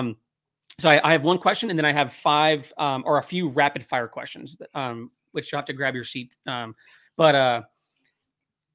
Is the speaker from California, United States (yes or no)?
yes; California, United States; moved away; we're from California